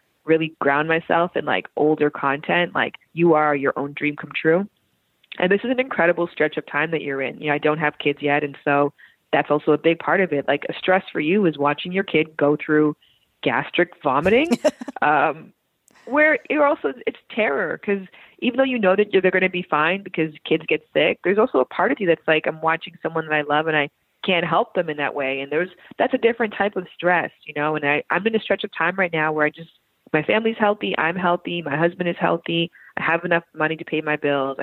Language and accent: English; Canada; moved away as an adult; also born or lived in Toronto (Centennial College); now in United States; I am from Canada.